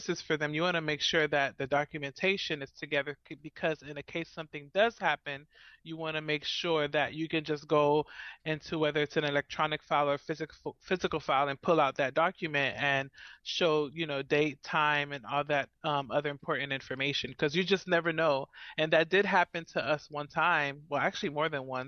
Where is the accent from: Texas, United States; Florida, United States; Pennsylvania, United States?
Florida, United States; Miami; born or raised there; moved away as an adult; now in Central Florida, United States